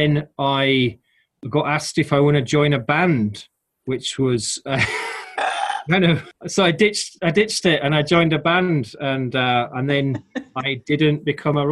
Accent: Halifax, Yorkshire and the Humber, United Kingdom; moved away as an adult; now in London, United Kingdom; I grew up in Halifax in West Yorkshire, quite a industrial sort of town in a way

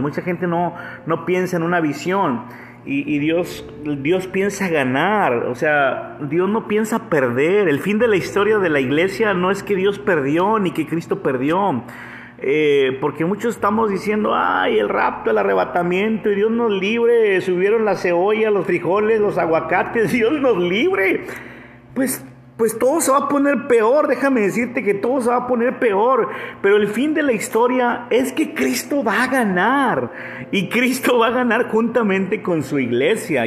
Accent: Monterrey, Nuevo León, Mexico; also born or lived in Canada; regreso a Monterrey, que es la ciudad donde, de donde yo soy

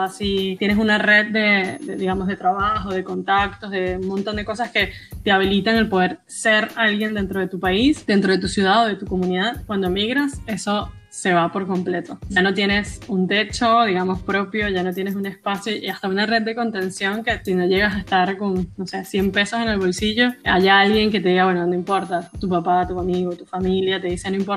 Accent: Venezuela; moved away as an adult; now in Buenos Aires, Argentina; Ya me di cuenta que no dije de dónde era y soy de Venezuela.

